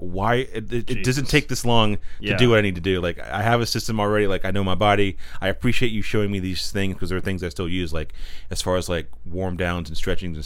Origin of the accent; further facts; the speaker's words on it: Pine Hall, North Carolina, United States; moved away as an adult; also born or lived in Walnut Cove, North Carolina / Boone, North Carolina; I'm from a little town called Pine Hall, North Carolina